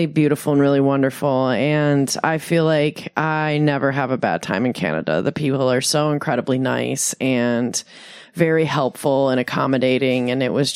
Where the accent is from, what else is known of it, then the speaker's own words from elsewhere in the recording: Michigan, United States; moved away as an adult; also born or lived in Detroit, Michigan / Phoenix, Arizona; now in San Diego, United States; Growing up in Michigan